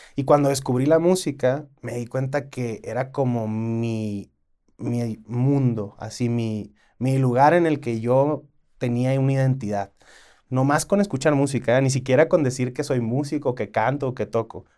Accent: Culiacán, Sinaloa, Mexico; yo como soy de Culiacán

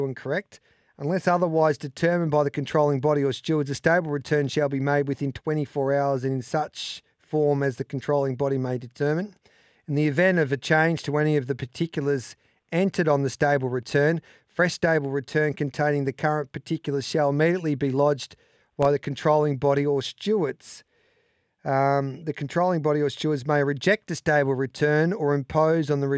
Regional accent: Mildura, Victoria, Australia; I was from Mildura

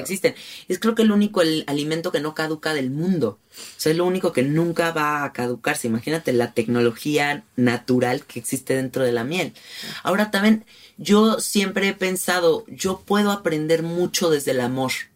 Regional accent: Mexico City, Mexico; yo, por ejemplo, que soy muy de la Ciudad de México, que soy muy rata de ciudad

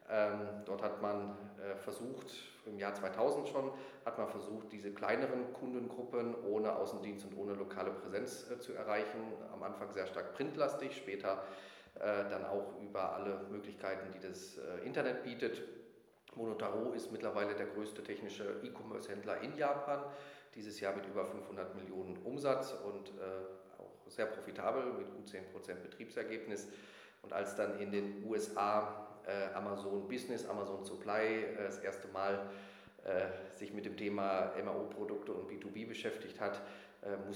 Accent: North Rhine-Westphalia, Germany; Äh, ich komme aus Ostwestfalen

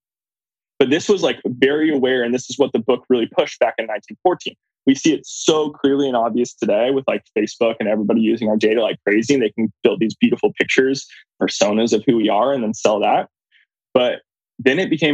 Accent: California, United States; moved away; also born or lived in New York / Indiana; I grew up in Kauai, California

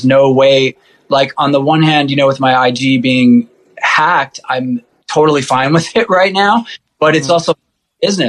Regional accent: New York City, New York, United States; now in Upstate New York, United States; I grew up in Rockaway Beach.

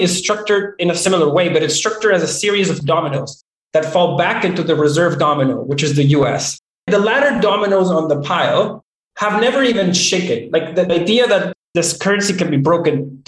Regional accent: Venezuela; now in Canada; growing up in Venezuela

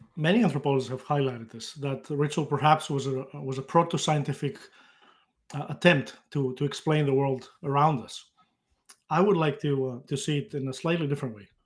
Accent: Greece; moved away as an adult; now in United States; I grew up in Greece, uh, at a time just before the internet became, uh, available

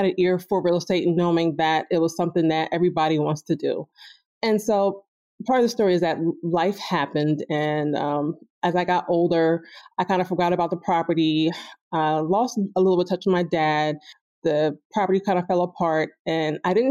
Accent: New Jersey, United States; moved away as an adult; now in Philadelphia, United States; I'm actually from New Jersey, South Jersey, and I started working in Philly, which is why I moved here

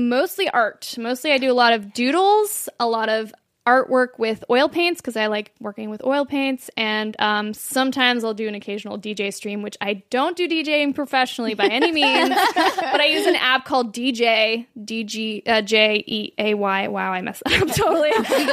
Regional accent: Quebec, Canada; now in United States; I grew up in Quebec, and poutine's, like, just the big thing.

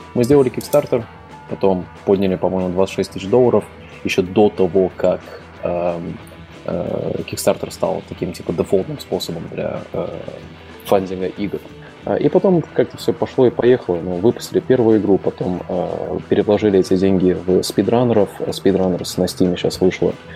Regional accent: Latvia; я изначально из Латвии

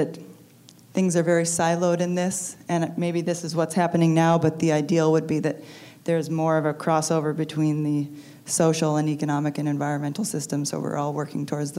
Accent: Alaska, United States; I'm from Alaska where we have fish to school programs, not farm to school programs.

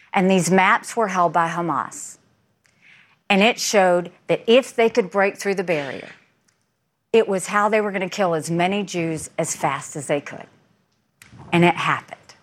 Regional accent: South Carolina, United States; no different than anyone else in South Carolina. I mean, you know, we had, the time that I came and grew up, we were the only Indian family in a small rural southern town

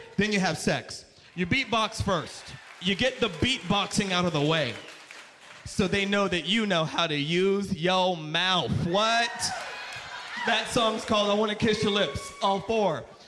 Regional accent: Las Vegas, Nevada, United States; moved away; also born or lived in New York; I am from Las Vegas

